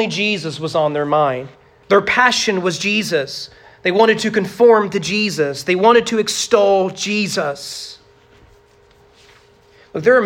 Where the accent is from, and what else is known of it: United States